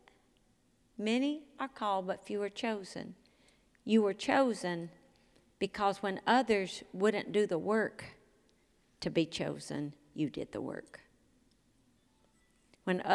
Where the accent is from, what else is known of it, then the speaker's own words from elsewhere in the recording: Mississippi, United States; moved away as an adult; I'm from Mississippi. They say, wow, when'd you leave? I said, 40 years ago. They said, sound like you left yesterday. Because I sound like where I'm from.